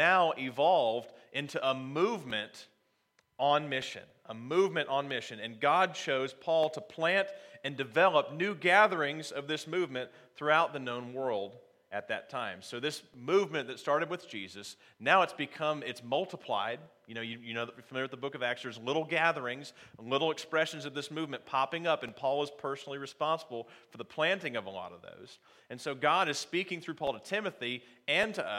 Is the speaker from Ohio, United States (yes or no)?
yes; Ohio, United States; moved away; also born or lived in North Carolina; I'm actually from Ohio myself, but I was living in North Carolina at the time